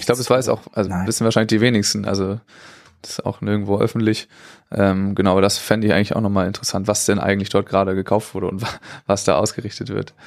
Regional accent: Germany; für uns als Deutsche

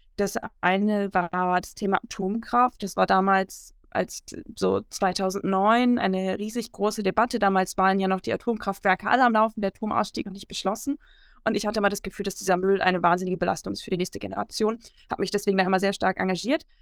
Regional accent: Bremen, Germany; Ich komme aus der Stadt Bremen

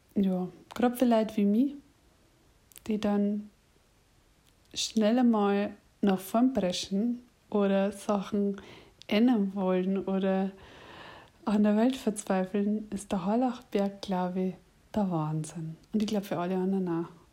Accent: Munich, Bavaria, Germany; accent: Lower Bavarian; Ich bin übrigens eher aus München und ich rede tatsächlich Dialekt.

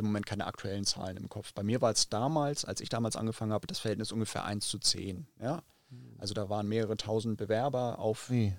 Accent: Hamburg, Germany; Also ich bin ja Hamburger, in Hamburg geboren, in Hamburg groß geworden und aufgewachsen

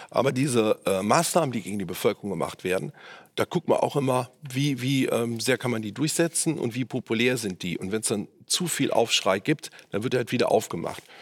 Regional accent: Cologne, North Rhine-Westphalia, Germany; sind auf äh, meine Heimatstadt Köln umgerechnet 0,09 1 Prozent.

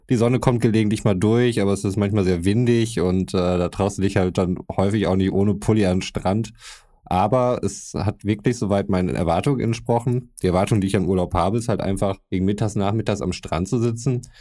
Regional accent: Croatia; mein, mein Bruder war in Kroatien, meiner alten Heimat.

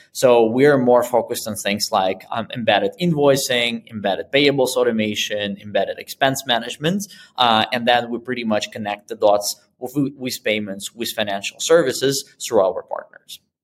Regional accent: Moscow, Russia; moved away as an adult; also born or lived in Boston; now in Berlin, Germany; I'm originally from Moscow and that's where I started my first business

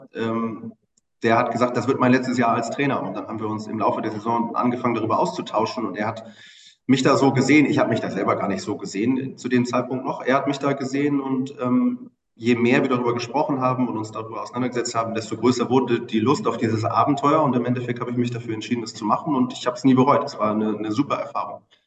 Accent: Bremen, Germany; moved away as an adult; also born or lived in Oldenburg; now in Hamburg, Germany; einem äh, gebürtigen Bremer

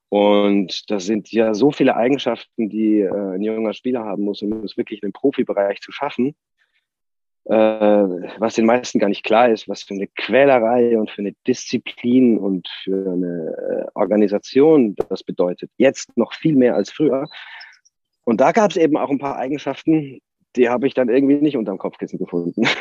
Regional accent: Bavaria, Germany; Und ich bin nun mal in Nordbayern aufgewachsen und das ist der große Verein, der da in der Umgebung, auch in der weiteren Umgebung einfach äh, immer für Furore gesorgt hat.

